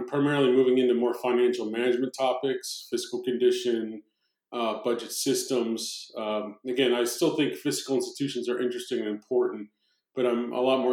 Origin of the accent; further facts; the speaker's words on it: New Jersey, United States; growing up in South Jersey, my dad was, again, a cop